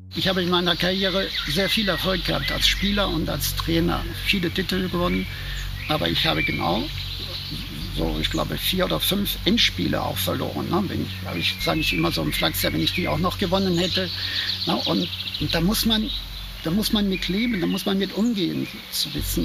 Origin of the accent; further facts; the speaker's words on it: Munich, Bavaria, Germany; Ich bin gebürtiger Mündner